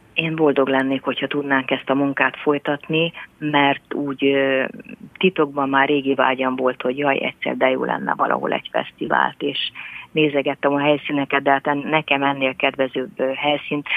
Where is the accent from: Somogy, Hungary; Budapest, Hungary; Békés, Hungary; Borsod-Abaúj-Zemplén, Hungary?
Somogy, Hungary; jómagam is Somogyi vagyok